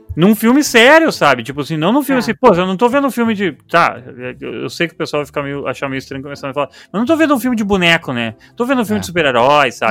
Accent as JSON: {"language": "Portuguese", "country": "Brazil", "said": "a gente é brasileiro"}